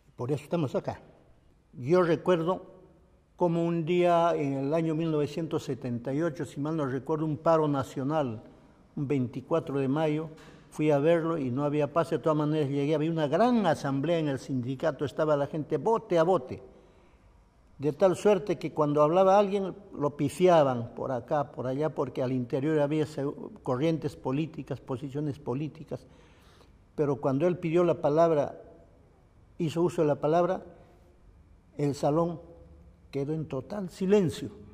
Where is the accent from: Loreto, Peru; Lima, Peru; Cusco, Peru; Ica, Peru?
Ica, Peru; Nazca; also born or lived in Saisa, Ayacucho, Peru; En mi tierra, Saiza, se, estudiaba solo hasta tercer año de primaria. Y como no había dónde estudiar, un buen día, sobre todo mi madre, Elisa Guamani, decide sacarnos a Nazca. Entonces todos llegamos a Nazca a estudiar